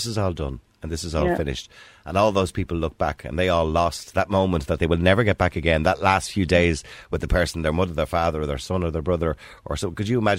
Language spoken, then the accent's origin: English; Ireland; Because, you know, we're Irish, and we Irish people